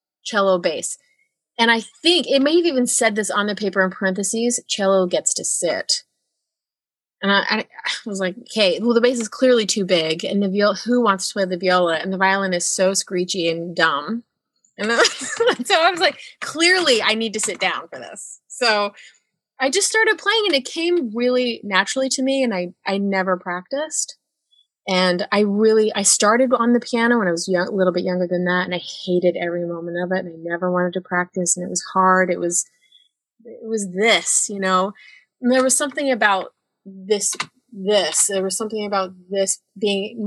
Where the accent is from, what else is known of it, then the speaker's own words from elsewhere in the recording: Northern Utah, United States; I grew up in Utah, Northern Utah